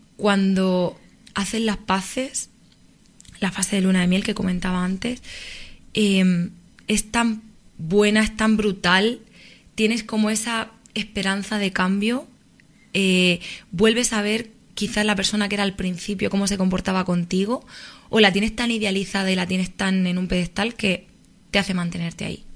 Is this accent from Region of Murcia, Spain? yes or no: yes; Murcia, Region of Murcia, Spain; moved away as an adult; now in Madrid, Spain; soy de Murcia